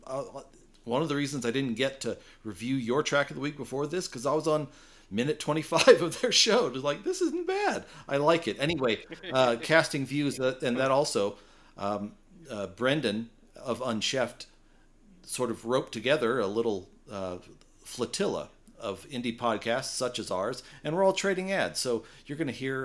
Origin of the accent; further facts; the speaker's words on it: United States; I'm an American